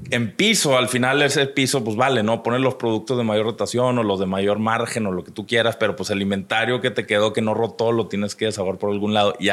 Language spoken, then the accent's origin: Spanish; Monterrey, Nuevo León, Mexico; also born or lived in Chicago / United States; soy de Monterrey, nací en el 82. Este, entonces ya tengo 39 años, este es el año donde cumplo 40. Uy. Este, eh, pero crecí aquí, aunque sí tuve mis etapas donde estuve fuera por ratitos, ¿no? trabajé fuera un ratito en Chicago